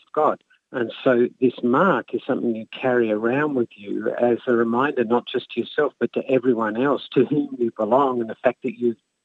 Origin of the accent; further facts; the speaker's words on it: Australia; now in United States; I grew up in Australia in a Happy Methodist church